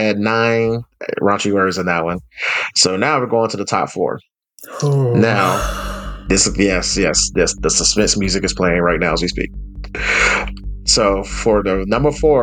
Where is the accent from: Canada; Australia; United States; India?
United States; Alabama; I'm from Bama